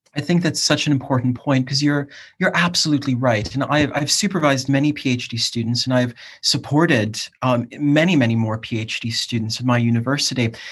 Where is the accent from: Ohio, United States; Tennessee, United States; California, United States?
Ohio, United States; Cleveland; also born or lived in South East England; now in United Kingdom; I'm from Cleveland, Ohio originally